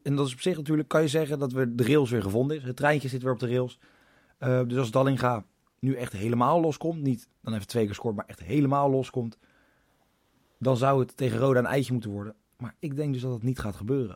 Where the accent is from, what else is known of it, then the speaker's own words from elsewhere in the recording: Leiden, South Holland, Netherlands; ik kom uit Leiden. Omgeving Leiden